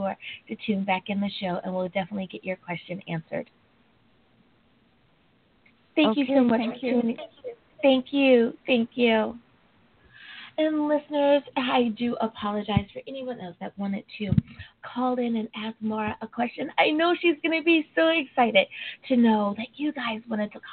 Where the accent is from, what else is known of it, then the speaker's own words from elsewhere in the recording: United States; also born or lived in Long Beach, California; my home country, the United States of America